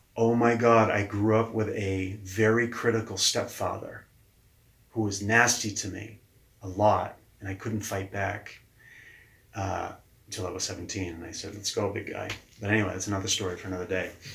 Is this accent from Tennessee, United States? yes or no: no; Keene, New Hampshire, United States; also born or lived in Manchester, New Hampshire / Los Angeles, California; I grew up in Keene, and we uh, we're talking in Keene, New Hampshire